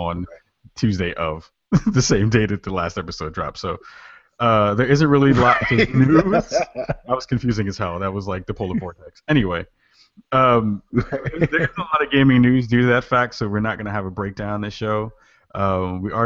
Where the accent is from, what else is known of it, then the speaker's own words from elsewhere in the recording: New York, United States; I'm a New Yorker at heart and born and bred